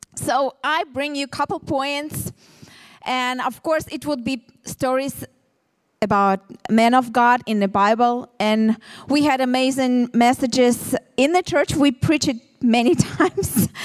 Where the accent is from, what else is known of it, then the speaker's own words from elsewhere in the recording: Ukraine; English is a second language; moved away as an adult; now in Tel Aviv, Israel; We are from originally from Ukraine, me and my husband